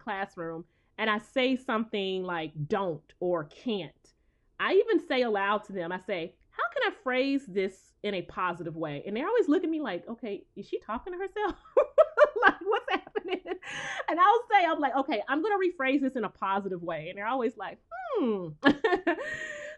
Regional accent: the South, United States; I'm from the South

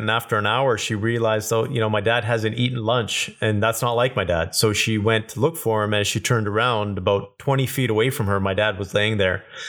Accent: Kelowna, British Columbia, Canada; I grew up in Kelowna, British Columbia, so super small town at that time

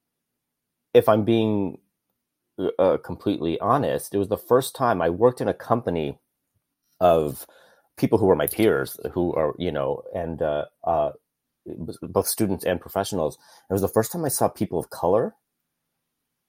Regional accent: Chicago, Illinois, United States; I was born and raised in Chicago, a very, very, very traditional Filipino Catholic family

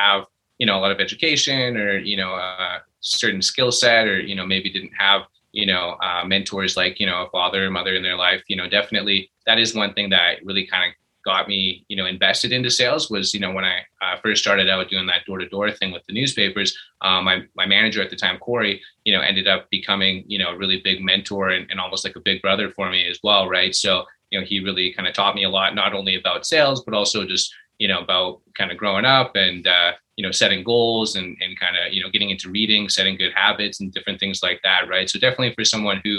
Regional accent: Calgary, Alberta, Canada; I was born and raised here in Calgary

